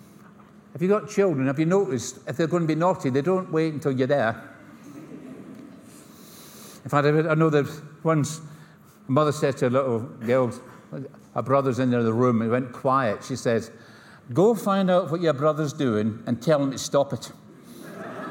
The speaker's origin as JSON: {"language": "English", "region": "Scotland", "country": "United Kingdom", "accent": "Scottish", "said": "I come from Scotland. This is not an English accent. this is a Scottish accent."}